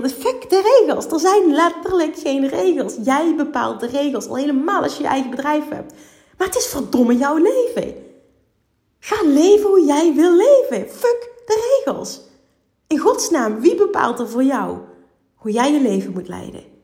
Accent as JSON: {"language": "Dutch", "region": "Limburg", "country": "Netherlands", "said": "Ik kom uit Limburg"}